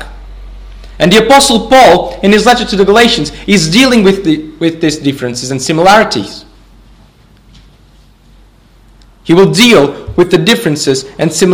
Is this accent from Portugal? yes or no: yes; Portugal; I'm from Portugal